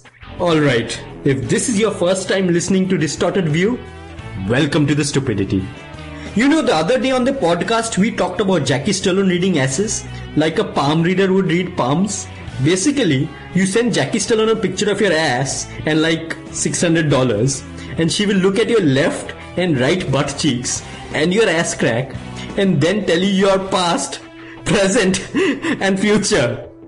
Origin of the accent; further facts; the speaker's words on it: Delhi, India; When I was growing up in Delhi, I had to get a physical for like school or something.